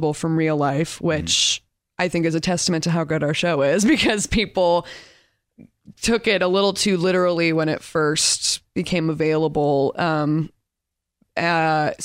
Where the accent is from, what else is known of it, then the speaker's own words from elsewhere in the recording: Torrance, California, United States; I'm from Torrance, California.